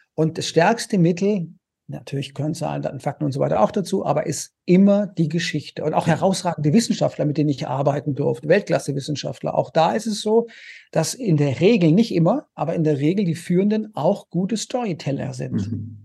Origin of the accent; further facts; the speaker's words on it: Konstanz, Baden-Württemberg, Germany; moved away as an adult; also born or lived in Paris / Vienna / United States; ich komme ursprünglich aus Konstanz am Bodensee und hatte da eine wunderschöne Kindheit